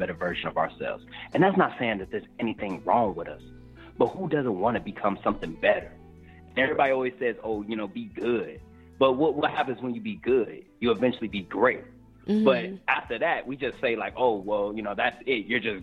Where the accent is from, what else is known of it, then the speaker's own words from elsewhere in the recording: Detroit, Michigan, United States; now in California, United States; I'm from Detroit